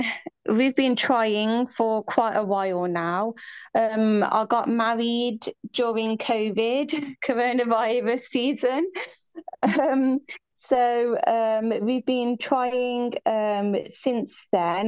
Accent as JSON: {"language": "English", "region": "England", "country": "United Kingdom", "said": "I'm from England"}